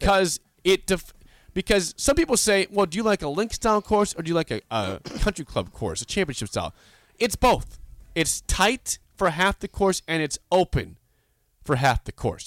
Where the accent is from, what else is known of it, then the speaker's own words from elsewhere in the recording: Beatrice, Nebraska, United States; my hometown, the Beatrice Country Club